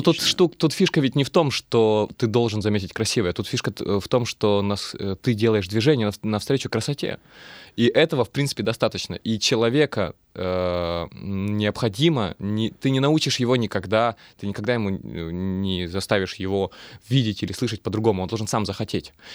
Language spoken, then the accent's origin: Russian; Russian Far East, Russia; accent: Far Eastern; now in Saint Petersburg, Russia; Я люблю свой э, дальневосточный говор